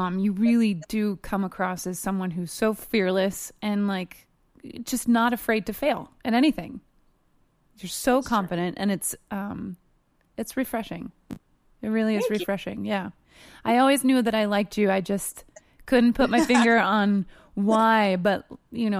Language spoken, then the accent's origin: English; New Jersey, United States; I grew up in New Jersey